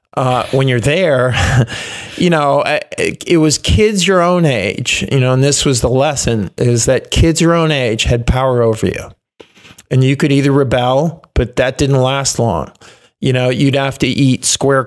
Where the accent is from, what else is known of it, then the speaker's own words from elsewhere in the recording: Chicago, Illinois, United States; also born or lived in Bettendorf, Iowa; I grew up outside Chicago